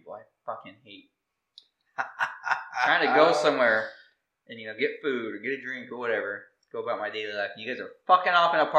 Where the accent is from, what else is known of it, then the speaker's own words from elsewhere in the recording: Dinuba, California, United States; I grew up in Dinuba